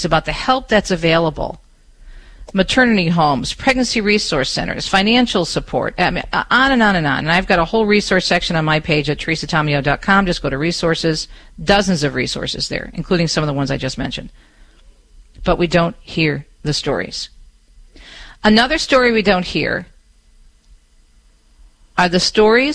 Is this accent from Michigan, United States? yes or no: yes; Michigan, United States; my home state of Michigan